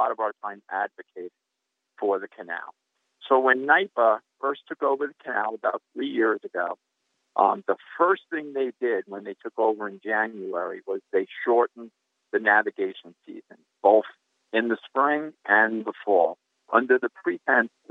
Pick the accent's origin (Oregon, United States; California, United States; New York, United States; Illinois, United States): New York, United States; Long Island; moved away as an adult; now in upstate New York, United States; I was from Long Island